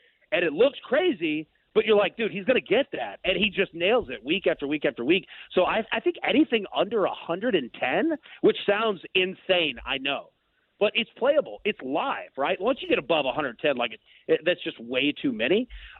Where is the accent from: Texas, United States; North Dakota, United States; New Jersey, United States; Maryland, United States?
Texas, United States; moved away; I'm from Texas originally